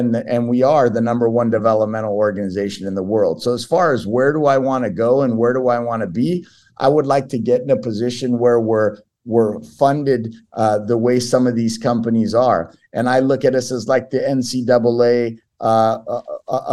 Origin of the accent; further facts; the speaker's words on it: Southern California, United States; first language Portuguese; English is a second language; Southern California is where I'm from